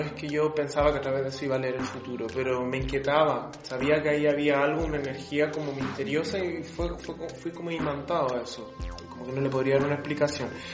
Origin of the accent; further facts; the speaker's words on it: Chile; yo soy de Chile